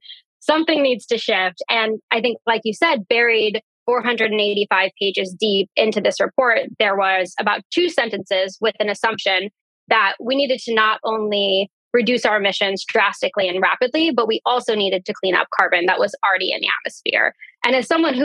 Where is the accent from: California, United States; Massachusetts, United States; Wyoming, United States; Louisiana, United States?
California, United States; Central Valley of; the community where I grew up in the Central Valley of California